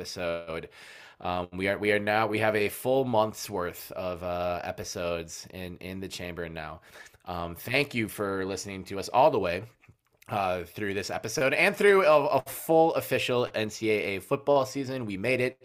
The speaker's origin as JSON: {"language": "English", "region": "Midwest", "country": "United States", "moved": "as an adult", "lives_now": "Oregon, United States", "said": "I'm not the only Midwesterner here"}